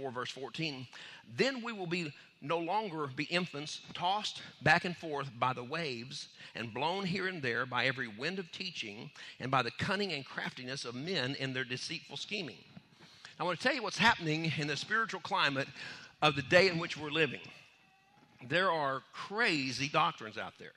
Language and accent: English; United States; I grew up on Lake Texoma.